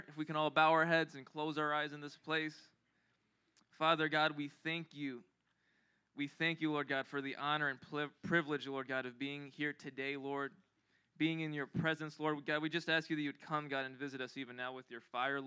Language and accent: English; Philippines; I'm Filipino